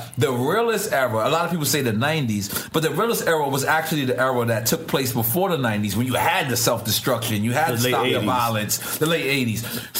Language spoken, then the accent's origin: English; Philadelphia, Pennsylvania, United States; Oh, …. I'm from Philly.